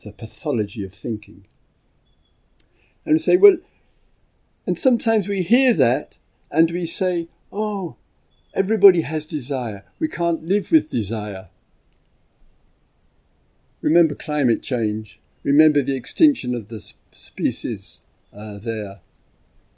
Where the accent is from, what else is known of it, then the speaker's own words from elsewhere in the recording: England, United Kingdom; I'm from England